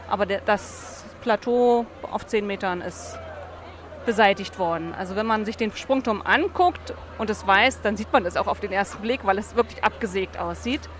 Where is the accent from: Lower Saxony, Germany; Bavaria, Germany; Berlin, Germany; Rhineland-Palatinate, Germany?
Berlin, Germany; born there; ich bin in Berlin geboren, mein Vater ist in Berlin geboren, seine Mutter ist in Berlin geboren, also der Bezug zur Stadt ist, ist da.